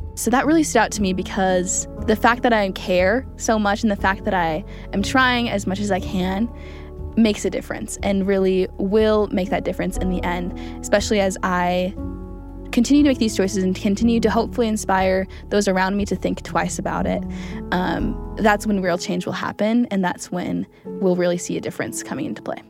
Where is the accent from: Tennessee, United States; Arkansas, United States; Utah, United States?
Utah, United States; Springville; I'm from Springfield, Utah